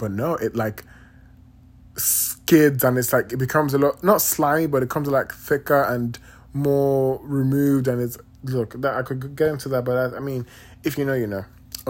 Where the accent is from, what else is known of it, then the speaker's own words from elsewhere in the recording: Nigeria; moved away; And I've realized ever since I moved from Nigeria, I don't have like actual cubes of sugar.